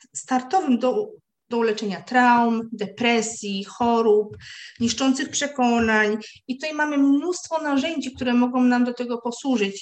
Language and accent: Polish; near Koszalin, West Pomeranian Voivodeship, Poland; ja wychowałam się nad, na, nad morzem, e, pod Koszalinem